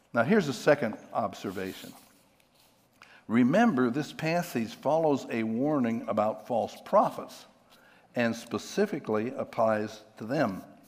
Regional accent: Pennsylvania, United States; I'm from Pennsylvania

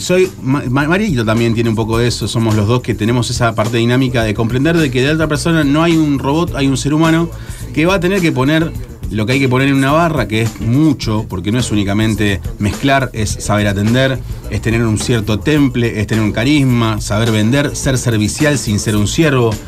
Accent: Argentina; a mí como argentino

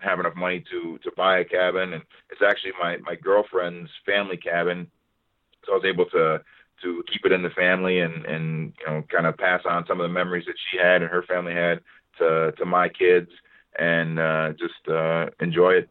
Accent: Minneapolis, Minnesota, United States; here in Minneapolis, in my hometown

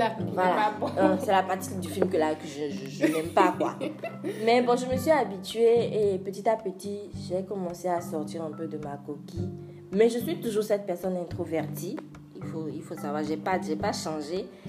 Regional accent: France; moved away; also born or lived in Benin; J'ai grandi en France et je suis rentrée au Bénin pour euh, continuer mes études

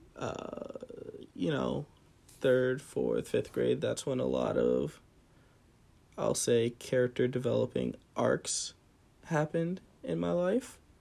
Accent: central New Jersey, United States; grew up in Jersey, uh, very central Jersey

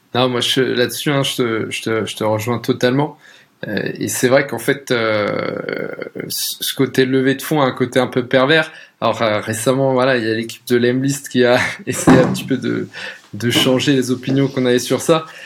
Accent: Alsace, Grand Est, France; moved away as an adult; also born or lived in Paris; à la base je viens d'Alsace, entre une petite ville, presque un village entre Colmar et Mulhouse

